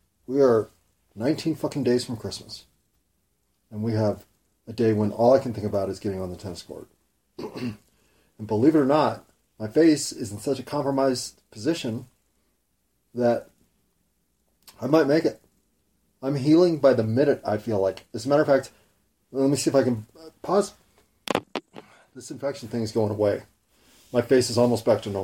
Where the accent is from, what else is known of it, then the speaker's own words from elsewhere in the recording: United States; I'm an American, white middle class